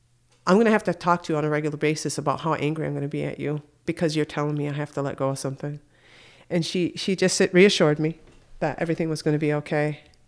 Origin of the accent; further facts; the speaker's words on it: Akwesasne, New York, United States; I was living in Syracuse, and I'm originally from Akwesasne, so that's about 3.5 hour drive.